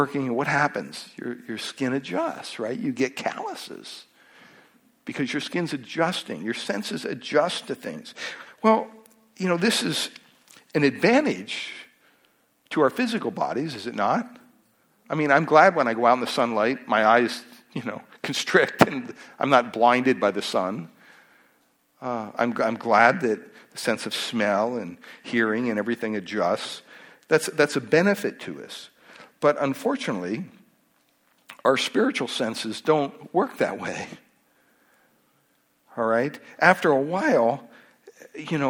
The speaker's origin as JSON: {"language": "English", "region": "Pennsylvania", "country": "United States", "tie": "born or raised there", "moved": "yes", "said": "Growing up in Pennsylvania, at the home there, we had about 60 acres behind our house"}